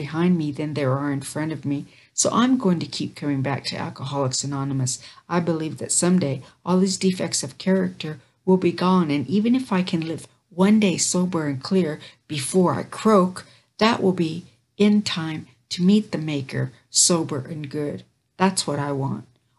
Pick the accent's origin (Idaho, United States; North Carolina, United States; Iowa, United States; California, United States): Idaho, United States; Caldwell; I was raised in the Caldwell labor camp, about 4 miles outside the town of Caldwell, Idaho